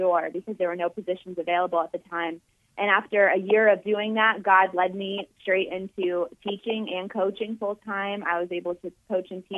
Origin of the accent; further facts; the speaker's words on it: Jacksonville, Florida, United States; I worked in sports for about 2 years in my hometown in Jacksonville, Florida